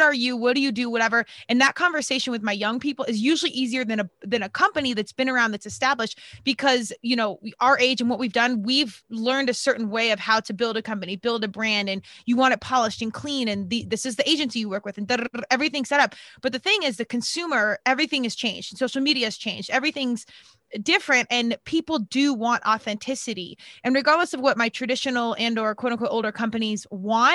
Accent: Colorado, United States; moved away as an adult; I was from Colorado, went out east to play because there was really nothing competitive at the time in Colorado.

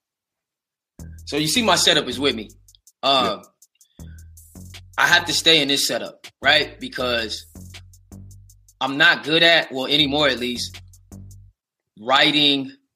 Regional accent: West Coast, United States; I'm from the West.

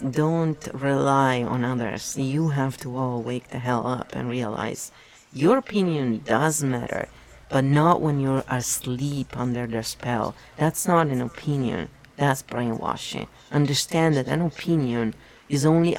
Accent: Italy; English is a second language; moved away as an adult; I was born and raised in Italy for 24 years. So I was well an adult when I moved here.

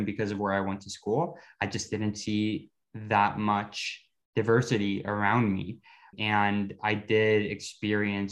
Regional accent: Ottawa, Ontario, Canada; also born or lived in Bogota, Colombia / Curaçao; I grew up in Ottawa, largely in the suburbs of Ottawa, called Barrhaven

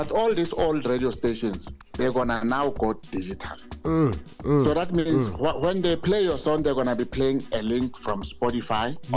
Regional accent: Daveyton, Gauteng, South Africa; I grew up in Davidson, when I went to my mom's house in Davidson

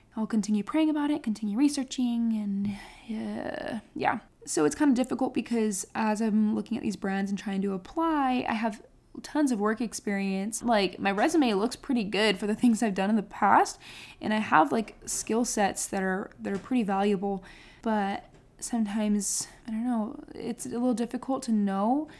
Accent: Beloit, Wisconsin, United States; moved away as an adult; now in Texas, United States; Beloit is like my hometown. So I have, I have a ward back in Wisconsin

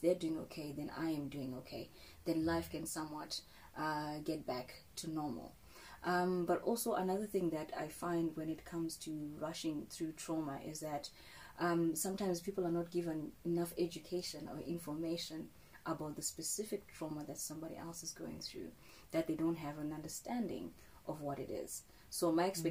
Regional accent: Zimbabwe; I'm from Zimbabwe, and you know, in our communities and our culture

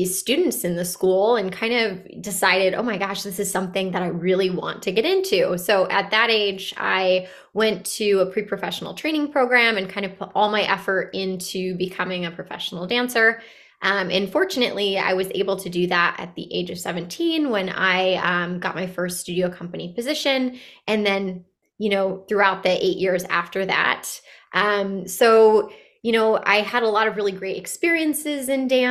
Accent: Bristol, Connecticut, United States; I grew up in a pretty urban part of Connecticut, in Bristol, Connecticut

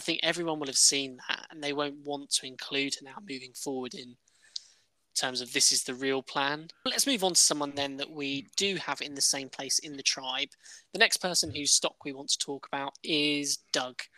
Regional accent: Midlands, United Kingdom; We're two friends from the Midlands

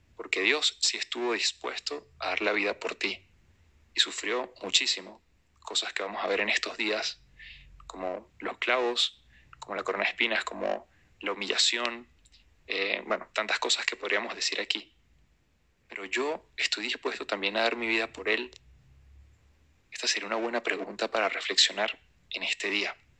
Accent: Venezuela; en mi país, Venezuela

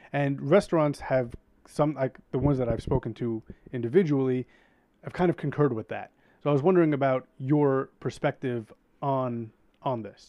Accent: New York City, New York, United States; I grew up in Queens

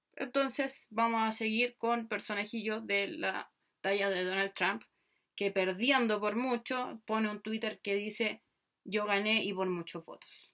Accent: Chile; soy chilena

